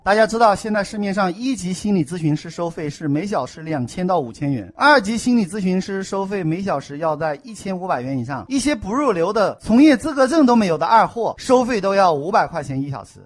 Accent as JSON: {"language": "Chinese", "country": "China", "said": "我们中国人"}